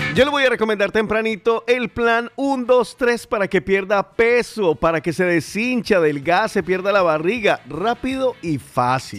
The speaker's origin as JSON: {"language": "Spanish", "town": "Cali", "region": "Valle del Cauca", "country": "Colombia", "tie": "born or raised there", "moved": "yes", "lives_now": "Spain", "said": "allá en, en, mi tierra, en mi Calibella"}